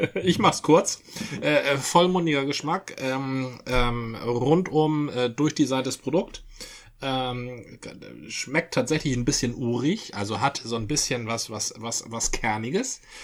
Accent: Dithmarschen, Schleswig-Holstein, Germany; now in Hamburg, Germany; da, wo ich herkomme, Dithmarschen

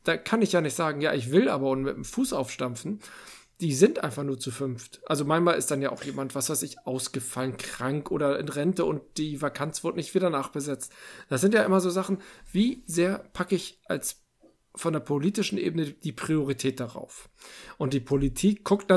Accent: Northern Germany, Germany; bin ich auch als Norddeutscher

